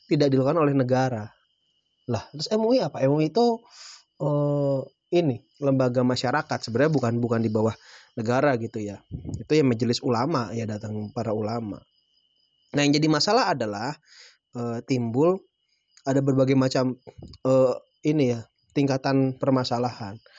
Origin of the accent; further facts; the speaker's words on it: Java, Indonesia; ini gue sebagai orang Jawa gitu ya